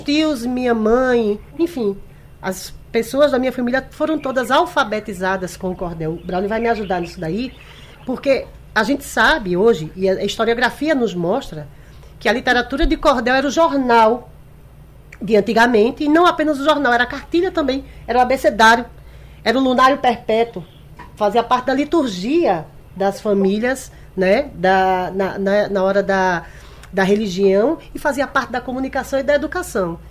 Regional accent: Recife, Pernambuco, Brazil; Eu sou nascida e criada em Recife

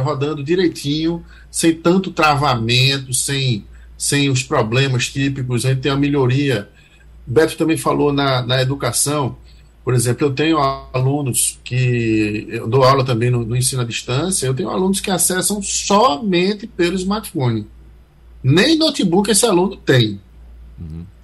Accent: Northeast Region, Brazil; a gente aqui do Nordeste né, tem essa, essa, essa gíria de rapaz

